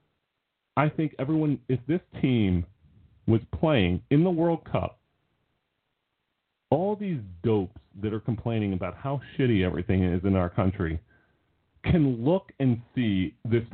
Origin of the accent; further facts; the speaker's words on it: United States; It's not easy being American